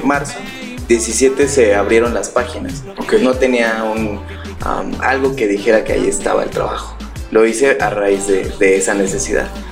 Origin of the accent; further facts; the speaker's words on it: Pachuca, Hidalgo, Mexico; yo soy de aquí de Pachuca